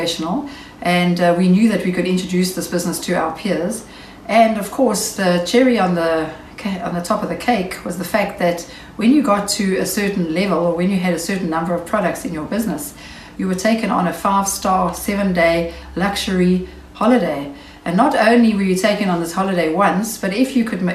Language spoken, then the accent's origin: English; Knysna, Western Cape, South Africa; also born or lived in Port Elizabeth; I'm from Knysna in the Western Cape.